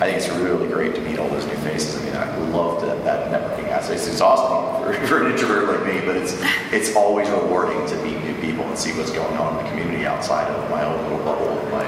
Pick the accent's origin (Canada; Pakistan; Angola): Canada; See, I'm Canadian, but they do that.